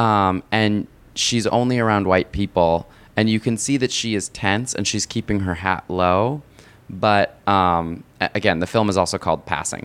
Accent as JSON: {"language": "English", "country": "United States", "said": "I'm an American"}